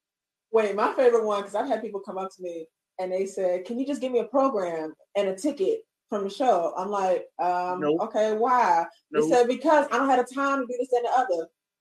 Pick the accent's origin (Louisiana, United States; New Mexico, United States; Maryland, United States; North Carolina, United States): Maryland, United States; Baltimore; I said, I'm from Baltimore. He said, oh, you from Baltimore? I was like, yes.